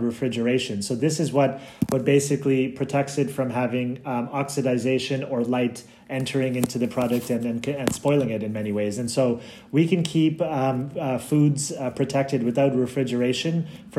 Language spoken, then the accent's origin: English; Canada; moved away as an adult; also born or lived in Brussels, Belgium; I'm from Canada, and when I was living there, you would buy milk in the fridge, like I think you guys do in California, and I think that's just what I was brought up